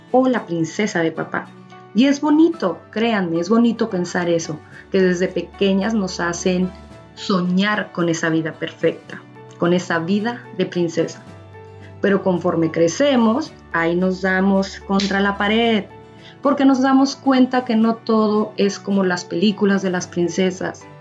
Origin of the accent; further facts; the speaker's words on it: Mexico; soy de México, pero antes de contarles más de mí